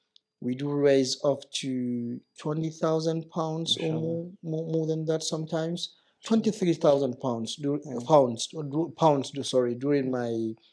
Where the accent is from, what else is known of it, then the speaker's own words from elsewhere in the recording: Medina, Medina Province, Saudi Arabia; English is a second language; also born or lived in Nottingham, United Kingdom; When they recognized I was from Medina, it was a big recognition.